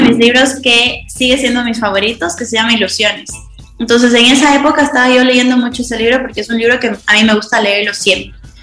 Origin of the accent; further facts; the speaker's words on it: Ecuador; now in La Joya de los Sachas, Ecuador; soy de Ecuador, un país muy, muy chiquito en Sudamérica